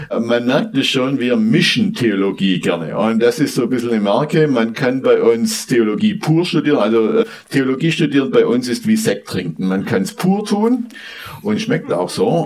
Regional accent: southwest Germany, Germany; Ja, ich komme aus dem Südwesten dieser Republik

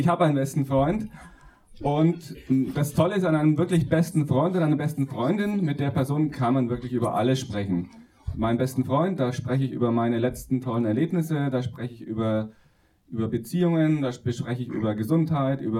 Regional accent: Günzburg, Bavaria, Germany; Ich komme ursprünglich aus der Nähe von Ulm, Legoland, Günzburg, falls das jemand ein Begriff ist.

